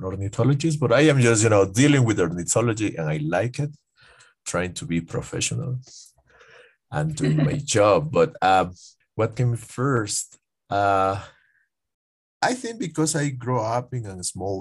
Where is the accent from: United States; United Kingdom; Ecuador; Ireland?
Ecuador; Piñas, El Oro; now in Quito, Ecuador; The province is named El Oro, but my hometown is named Piñas